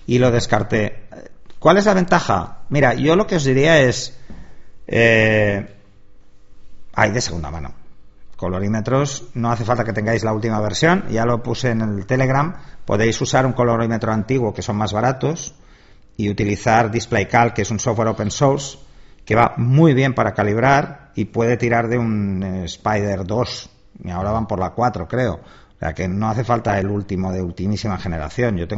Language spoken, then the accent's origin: Spanish; Palma, Balearic Islands, Spain; yo nací en Palma de Mallorca, que eso mucha gente no lo sabe.